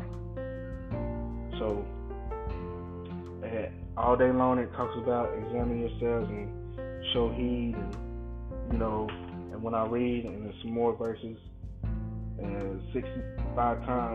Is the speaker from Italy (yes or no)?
no; United States; me being an American and living my life